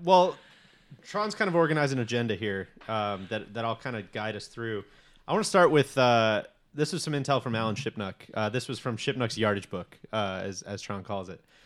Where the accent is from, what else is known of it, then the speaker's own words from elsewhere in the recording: Chicago, Illinois, United States; I grew up in Chicago